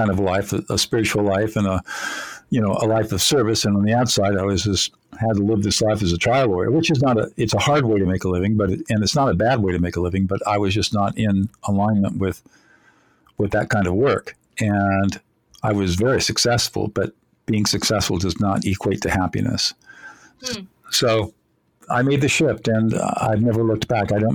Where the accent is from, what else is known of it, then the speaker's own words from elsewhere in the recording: Southern California, United States; Even though I grew up in affluence in Southern California